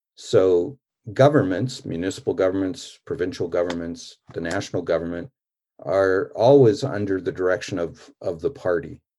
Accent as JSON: {"language": "English", "country": "Canada", "said": "I'm a Canadian"}